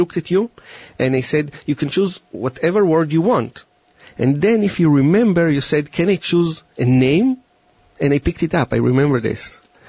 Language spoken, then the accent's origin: English; Israel; moved away; And I came from Israel 10 years ago, and I used to work a little bit with the police, but mostly with a business corporation.